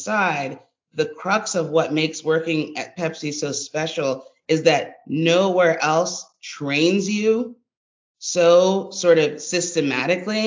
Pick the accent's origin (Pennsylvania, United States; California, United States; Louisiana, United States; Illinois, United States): Pennsylvania, United States; Harrisburg; My first summer job was a summer job at a bagel shop in my hometown of Harrisburg, PA